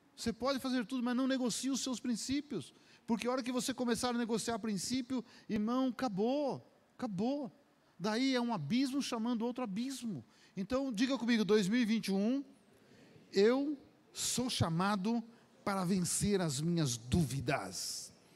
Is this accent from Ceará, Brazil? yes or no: no; Minas Gerais, Brazil; now in São Paulo, Brazil; como eu sou mineiro